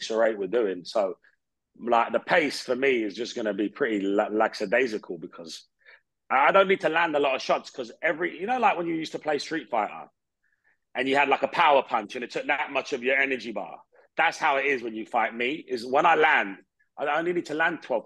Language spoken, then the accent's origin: English; Hounslow, London, United Kingdom; moved away as an adult; I grew up in Hounslow